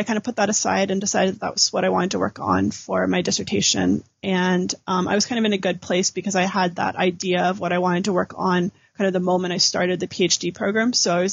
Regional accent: California, United States; So I'm originally from California

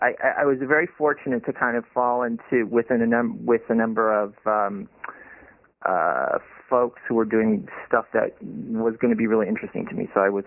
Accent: Madison, Wisconsin, United States; moved away as an adult; also born or lived in Stanford, California; now in Iowa, United States; I am very fond of Madison, Wisconsin. Which is where I grew up, in the capital of Wisconsin, the college town of the University of Wisconsin.

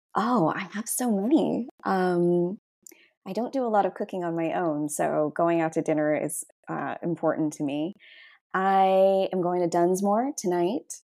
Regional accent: Georgia, United States; moved away as an adult; also born or lived in Boston; now in Los Angeles, United States; I, absolutely just grew up like a southern suburban gal

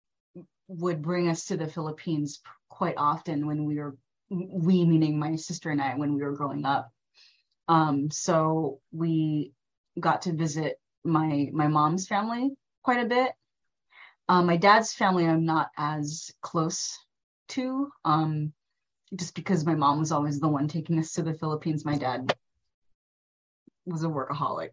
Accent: Waianae, Hawaii, United States; first language Tagalog; growing up out in Waianae

